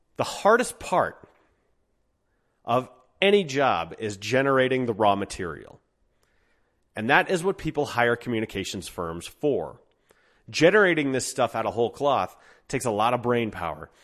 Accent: Golden, Colorado, United States; also born or lived in Denver; my hometown of Golden

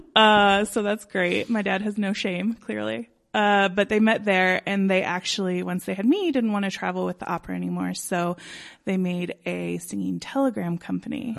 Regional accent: Denver, Colorado, United States; I grew up, um, in the Old Highlands

